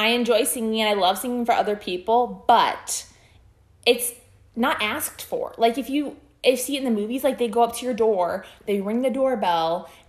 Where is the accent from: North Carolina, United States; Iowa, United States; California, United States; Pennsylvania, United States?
Iowa, United States; moved away; I'm from Iowa